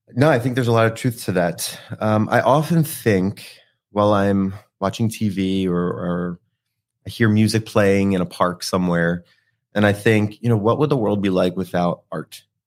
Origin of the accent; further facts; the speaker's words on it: New Jersey, United States; moved away; I'm from South Jersey, so the Philly area